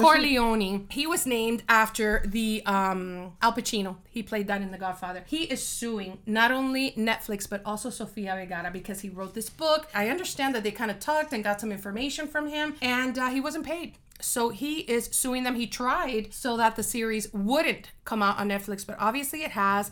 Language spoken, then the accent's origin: English; Miami, Florida, United States; moved away as an adult; now in Georgia, United States; born and raised in Miami. I raised my kids in Miami, and um, we're really 305 people